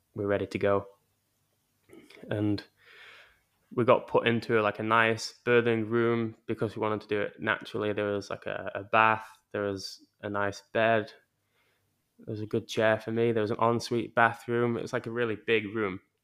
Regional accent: England, United Kingdom; moved away; growing up in England

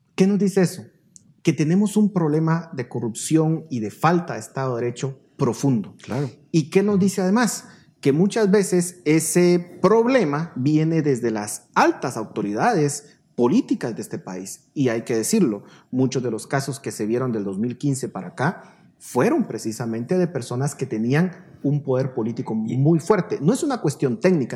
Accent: Guatemala

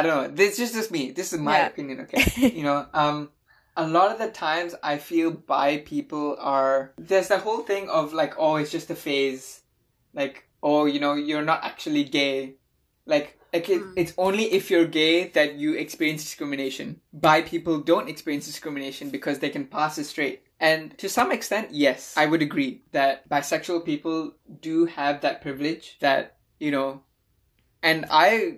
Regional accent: Malaysia; I have an Indian passport, but I grew up in Malaysia my entire life.

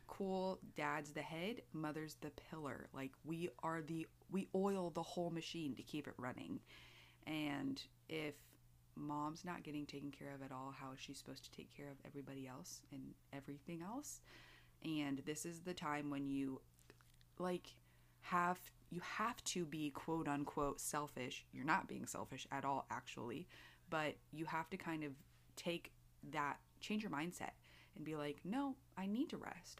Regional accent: United States; as an American

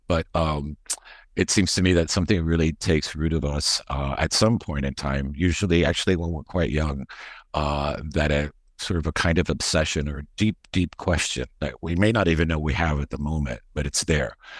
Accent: Miami, Florida, United States; also born or lived in Madrid, Spain; I grew up in Miami

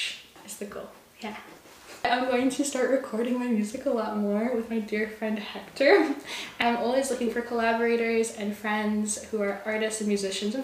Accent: Victoria, British Columbia, Canada; I'm a songwriter from Victoria, BC, born and raised

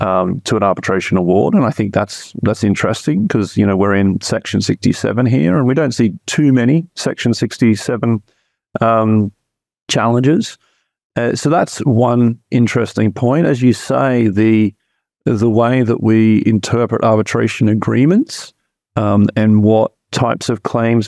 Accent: Australia; moved away; when I was a child growing up in Australia

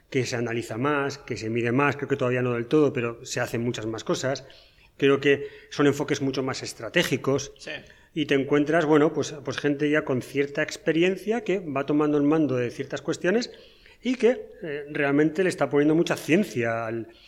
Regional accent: Asturias, Spain; moved away as an adult; now in Paraguay; soy asturiano

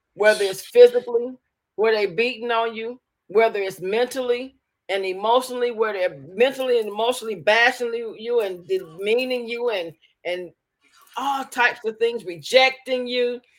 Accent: Alabama, United States; now in Detroit, United States; I was born in Alabama, partially raised both in Alabama and Detroit

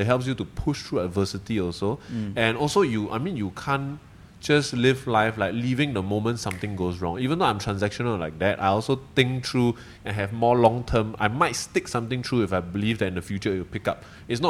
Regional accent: Malaysia; now in Singapore; Yeah, so to you as a Singaporean and also to, I think, Singaporeans in general, I think I'm grateful for the structure that Singapore has created

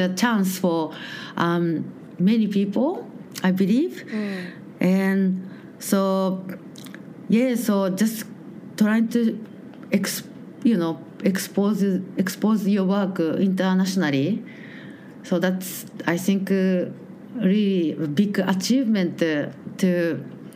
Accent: Japan; English is a second language; moved away as an adult; now in Melbourne, Australia; I'm from Japan

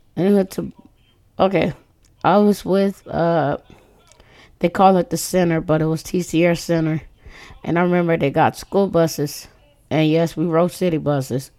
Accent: Corpus Christi, Texas, United States; Growing up in Corpus Christi

